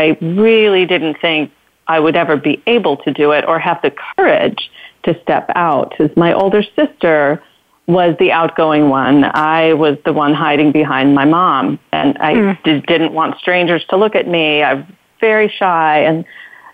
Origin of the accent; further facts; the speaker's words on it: Detroit, Michigan, United States; I grew up in Detroit, and in the beginning, not the suburbs of Detroit, but Detroit